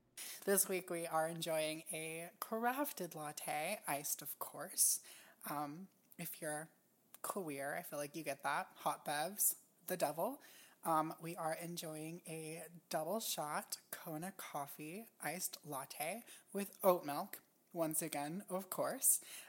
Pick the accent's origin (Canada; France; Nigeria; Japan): Japan; also born or lived in United States; And I grew up in Japan, and Hawaii has like a huge Japanese influence.